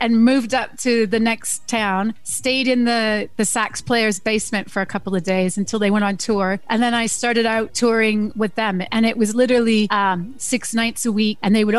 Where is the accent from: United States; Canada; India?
Canada; also born or lived in Germany; Okay, so I'm Canadian, but I was born on a Canadian military base in Germany in 1973.